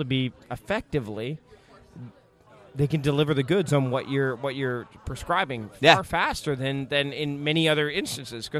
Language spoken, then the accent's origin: English; Canada; as a Canadian I can appreciate anything Gosling oriented